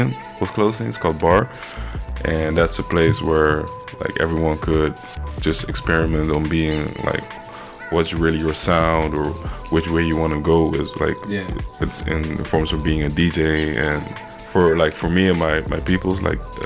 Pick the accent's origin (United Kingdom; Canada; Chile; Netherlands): Netherlands; Rotterdam, South Holland; also born or lived in Brussels, Belgium; I went to Rotterdam at the age of five